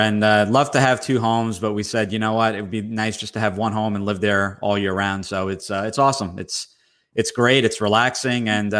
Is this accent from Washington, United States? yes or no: no; Somerset, New Jersey, United States; I was from originally from Somerset near New Brunswick, Rutgers University.